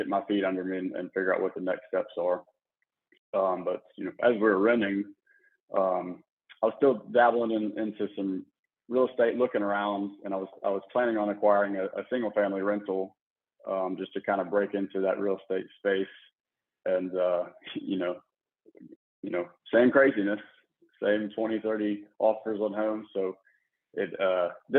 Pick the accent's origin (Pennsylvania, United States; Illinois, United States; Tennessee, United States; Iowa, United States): Tennessee, United States; Memphis; moved away as an adult; also born or lived in Mississippi / San Antonio, Texas / Corpus Christi, Texas; now in Houston, United States; I'm originally born and raised in Memphis